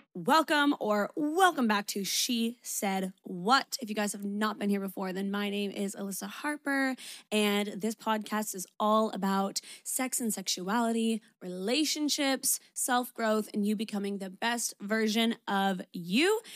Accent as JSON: {"language": "English", "country": "Canada", "moved": "as an adult", "lives_now": "Sydney, Australia", "said": "I'm Canadian"}